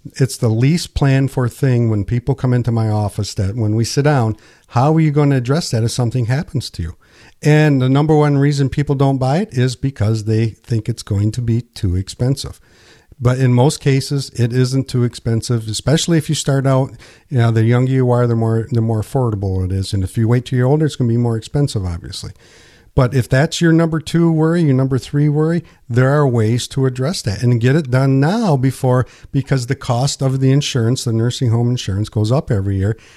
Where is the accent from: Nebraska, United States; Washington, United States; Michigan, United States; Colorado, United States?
Michigan, United States; Pinconning; So, born and raised here, and I didn't move far